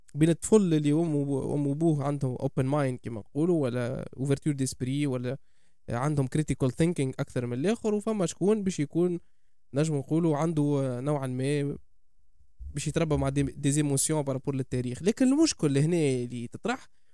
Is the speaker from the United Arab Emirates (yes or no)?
no; Tunisia; انتمي لتونس